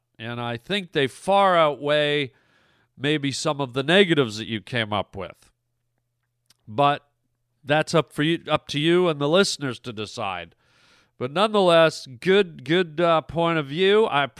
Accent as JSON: {"language": "English", "country": "Canada", "also_born_or_lived": "United States", "said": "you're a Canadian, I'm a Canadian and an American. Canada's a big country."}